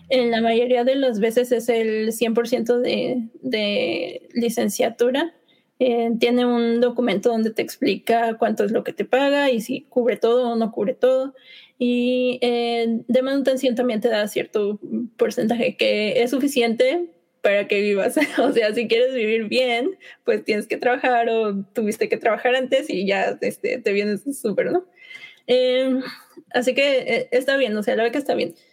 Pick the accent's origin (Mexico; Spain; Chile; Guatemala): Mexico; Salamanca, Guanajuato; moved away as an adult; also born or lived in Querétaro / Sheffield, England / Monterrey; now in York, United Kingdom; nací en Salamanca, Guanajuato, pero, viví dos, años en Querétaro, ¿verdad? Sí, así es.